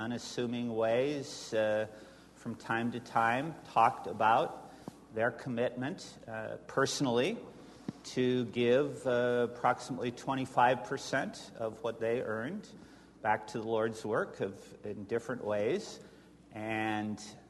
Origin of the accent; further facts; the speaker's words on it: the North, United States; moved away as an adult; also born or lived in Scotland / Florida / Colorado; I was a Yankee abroad, and then I came to my home country, and they still called me a Yankee